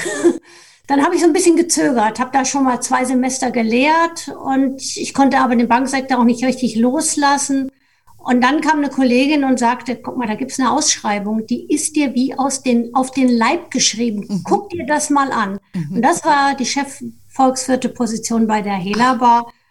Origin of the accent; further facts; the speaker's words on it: Germany; also meine Heimat ist etwa 100 Kilometer östlich von Frankfurt